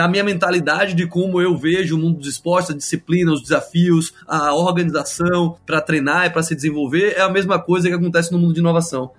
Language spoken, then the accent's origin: Portuguese; Brazil; now in Silicon Valley, United States; como brasileiros no Vale